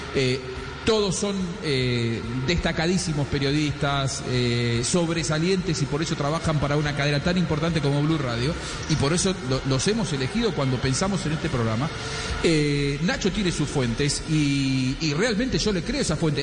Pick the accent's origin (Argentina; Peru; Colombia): Argentina; lo digo yo como argentino